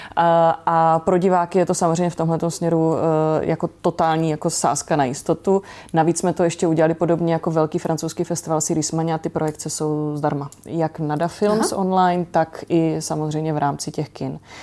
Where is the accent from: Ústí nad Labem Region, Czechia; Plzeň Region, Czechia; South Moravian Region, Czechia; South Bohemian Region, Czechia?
South Moravian Region, Czechia; Brno; Ano, já jsem z Brna